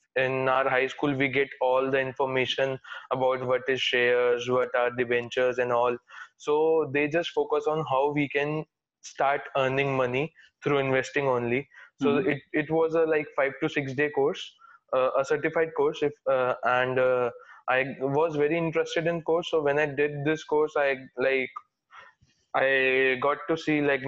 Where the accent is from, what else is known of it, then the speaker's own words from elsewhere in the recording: Delhi, India; I'm like from Delhi itself